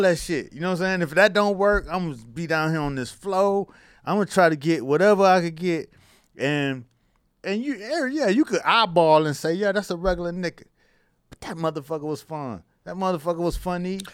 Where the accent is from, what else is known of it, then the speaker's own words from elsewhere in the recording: Miami, Florida, United States; I grew up in Miami and college football was our shit